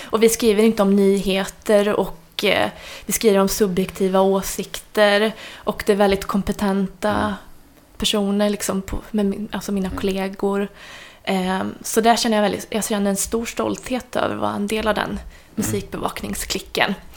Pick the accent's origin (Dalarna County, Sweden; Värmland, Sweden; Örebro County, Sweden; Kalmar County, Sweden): Värmland, Sweden; moved away; jag kommer ju från Värmland ursprungligen